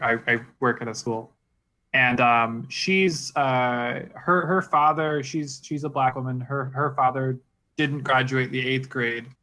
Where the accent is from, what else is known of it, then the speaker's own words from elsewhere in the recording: Virginia Beach, Virginia, United States; also born or lived in New York; now in Utah, United States; I'm from New York. I was born there, at least. I'm not, like, I didn't grow up there. I grew up in Virginia Beach